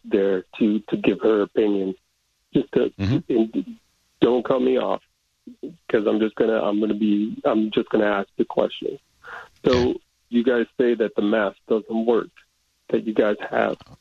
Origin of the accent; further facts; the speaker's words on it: New York, United States; I'm from New York